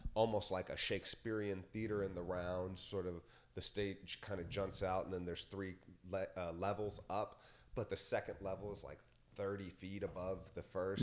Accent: Yellow Springs, Ohio, United States; Yellow Springs is my hometown

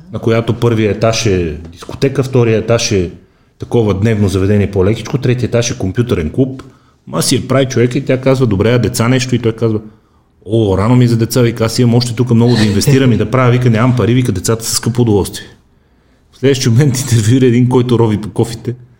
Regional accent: Bulgaria; викам от България

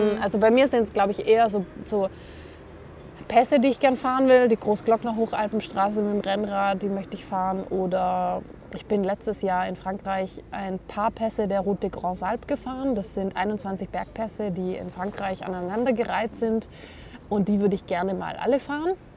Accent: Stuttgart, Baden-Württemberg, Germany; moved away as an adult; now in Munich, Germany; ich komme ursprünglich aus dem Stuttgarter Raum

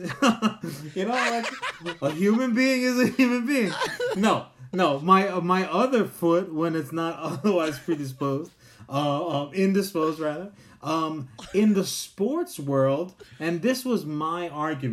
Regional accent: New York, United States; we're from New York

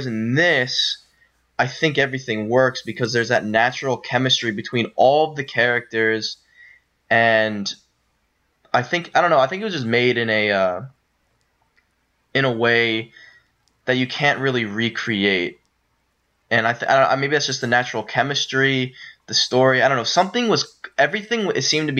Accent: Pennsylvania, United States; also born or lived in Maryland; we're originally from Pennsylvania, and our dad moved to Maryland for his job

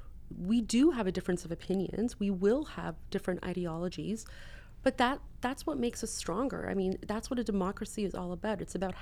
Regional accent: Canada; I mean, as a Canadian, I grew up in a constitutional monarchy.

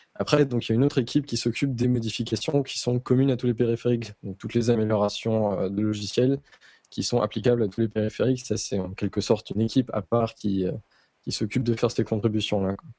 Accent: north-east France, France; je viens du nord-est de la France

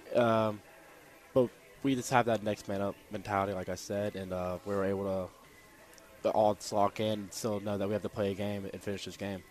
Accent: Roanoke, Virginia, United States; moved away as an adult; now in Harrisonburg, United States; I'm from Roanoke, Virginia

